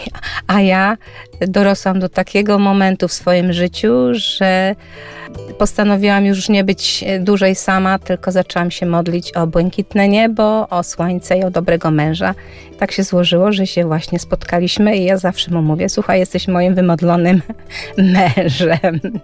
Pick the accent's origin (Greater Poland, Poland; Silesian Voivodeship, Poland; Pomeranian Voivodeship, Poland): Greater Poland, Poland; Dobra; moved away as an adult; also born or lived in Turek, Poland; now in Alice Springs, Australia; Ja urodziłam się w Turku, wychowywałam się w małej miejscowości Dobra.